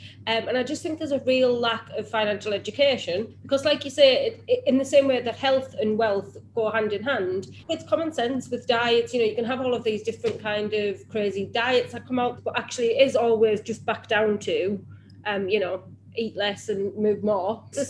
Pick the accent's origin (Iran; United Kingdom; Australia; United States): United Kingdom; I can't believe that we're so British and we still just don't speak about it enough.